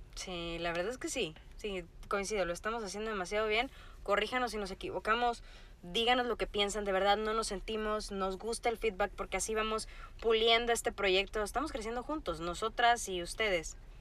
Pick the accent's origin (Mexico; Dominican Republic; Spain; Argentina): Mexico; Sinaloa; Yo soy de Sinaloa, entonces mi familia es muy beisbolera.